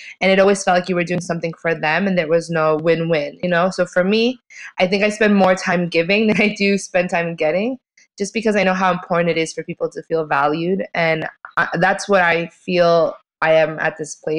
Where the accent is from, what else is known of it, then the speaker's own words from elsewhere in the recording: Long Island, New York, United States; I'm from New York originally, from Long Island.